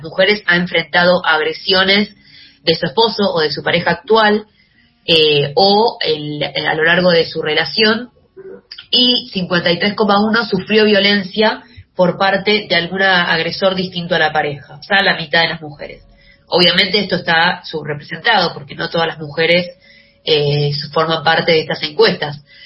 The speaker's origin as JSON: {"language": "Spanish", "country": "Argentina"}